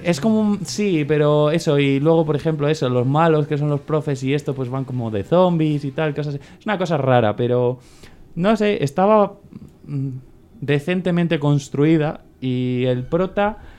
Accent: Valladolid, Castile and León, Spain; Yo de pequeño jugué en el Vitoria, aquí en el barrio de Valladolid

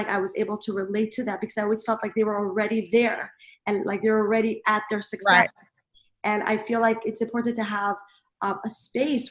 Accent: New York City, New York, United States; I grew up in Brooklyn, New York

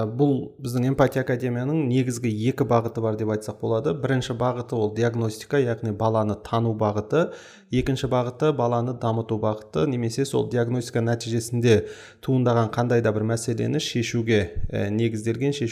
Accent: Almaty, Kazakhstan; осы алматы қаласының тумасымын жалпы үш баланың әкесімін бір қызым екі ұлым бар

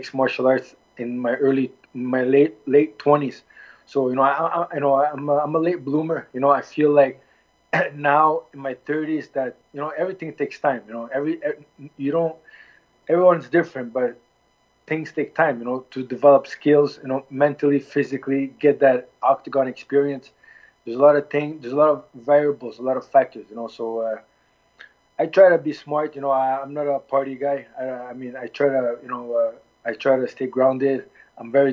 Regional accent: Halifax, Nova Scotia, Canada; also born or lived in Milwaukee, Wisconsin; I was born in Nova Scotia, Halifax. My parents came from Lebanon. I'm Lebanese-oriented. Was raised and born in Canada

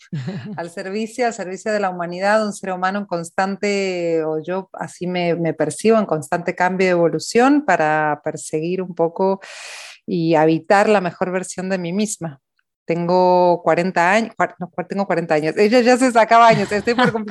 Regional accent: Argentina; accent: Argentine; now in Spain; empecé a cambiar el acento de vuelta a hablar en argentino. Entonces ahora me quedé como en esta mezcla argentino-español, pero en España creen que soy argentina y en Argentina creen que soy española

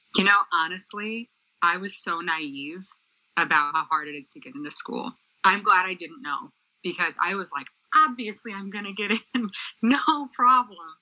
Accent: Michigan, United States; moved away; also born or lived in Center Valley, Pennsylvania; I'm from Michigan originally

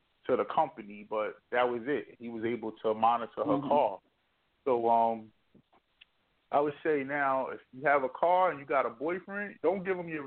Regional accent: New Jersey, United States; moved away; I come from New Jersey

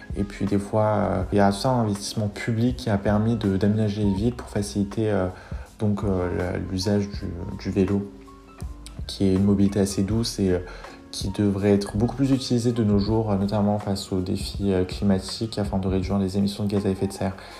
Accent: France; J'ai grandi en France

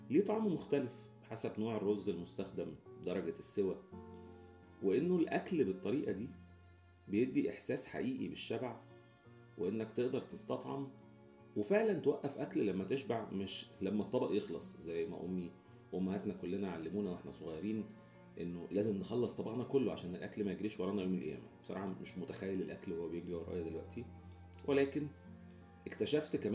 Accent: Alexandria, Alexandria Governorate, Egypt; وأنا شخص جاي من اسكندرية حيث بقى كبدة الفلاح ودهب وبلبع وحاجات

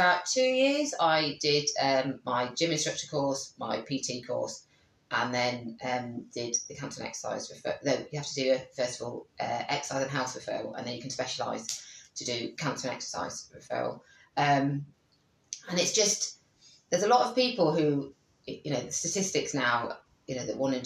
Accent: Coventry, West Midlands, United Kingdom; I said, oh, Coventry.

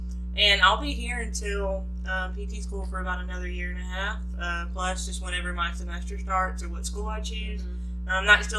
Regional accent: Cartersville, Georgia, United States; moved away as an adult; now in Jacksonville, United States; Yes, I'm originally from Georgia.

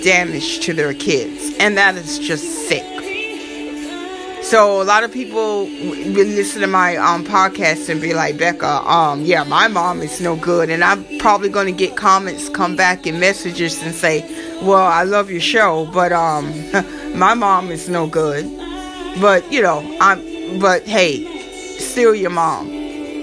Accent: Florida, United States; accent: southern; moved away; also born or lived in New York City, United States; I am from Florida

